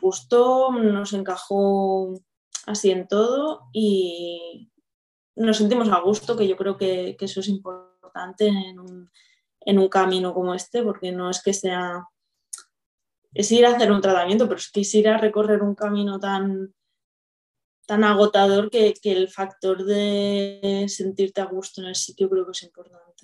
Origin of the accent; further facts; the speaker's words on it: Viladecans, Catalonia, Spain; soy de Barcelona, bueno, de una ciudad del área metropolitana de Viladecans. Además, muy, muy de Viladecans